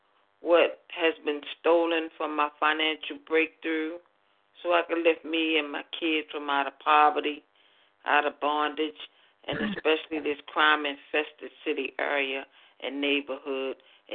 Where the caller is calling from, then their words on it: Baltimore, Maryland, United States; I'm calling from Baltimore, Maryland